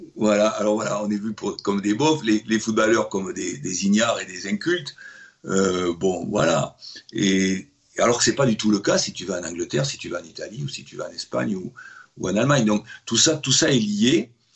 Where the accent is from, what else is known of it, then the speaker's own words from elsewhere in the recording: Bordeaux, Nouvelle-Aquitaine, France; moved away as an adult; en tant que Bordelais